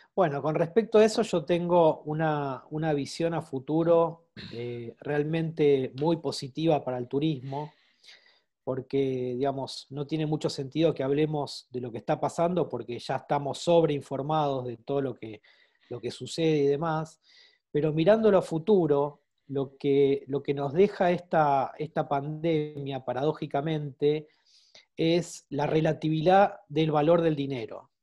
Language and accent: Spanish; Argentina; siendo argentino